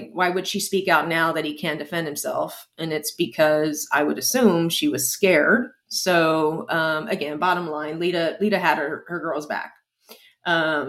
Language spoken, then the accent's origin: English; San Antonio, Texas, United States; my hometown